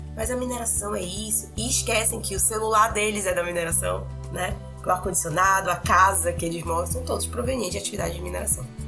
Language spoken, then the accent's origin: Portuguese; Belém, Pará, Brazil; moved away as an adult; now in Carajás, Brazil; Eu sou de Belém, mas eu tô morando em Carajás